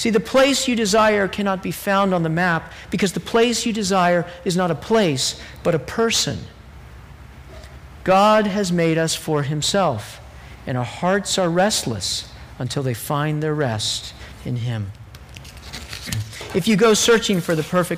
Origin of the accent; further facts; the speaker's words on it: Texas, United States; I grew up in Texas